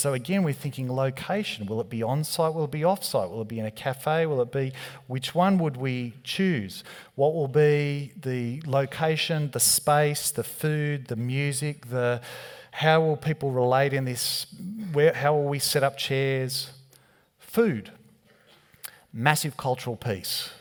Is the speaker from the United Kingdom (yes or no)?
no; Australia; being Australian. We don't have an accent